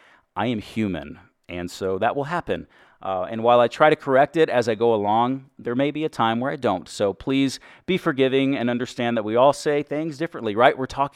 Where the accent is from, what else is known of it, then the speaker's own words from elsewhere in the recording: Texas, United States; accent: Texas; I am from Texas. I've worked very hard to get rid of my Texas accent.